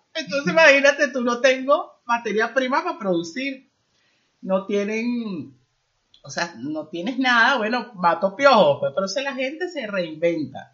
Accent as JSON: {"language": "Spanish", "country": "Venezuela", "moved": "as an adult", "lives_now": "Spain", "said": "yo salí de mi país yo soy venezolana"}